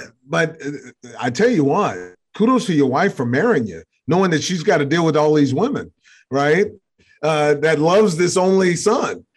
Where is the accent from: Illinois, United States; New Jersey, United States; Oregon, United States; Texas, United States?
Texas, United States; I'm from Texas